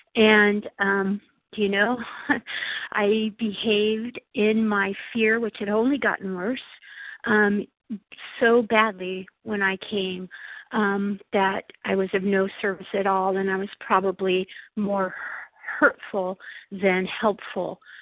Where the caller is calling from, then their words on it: Imperial Beach, California, United States; I'm from Imperial Beach, California, but calling from a very cold and snowy Buffalo, New York.